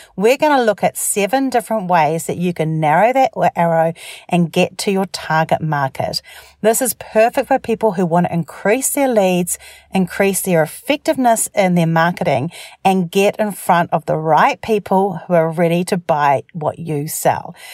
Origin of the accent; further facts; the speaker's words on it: New Zealand; I'm from New Zealand